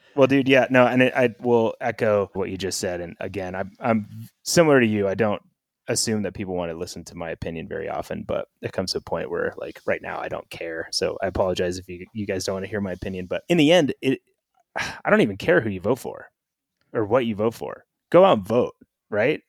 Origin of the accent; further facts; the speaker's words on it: Northern California, United States; now in Bend, United States; living in Bend, and I grew up in Northern California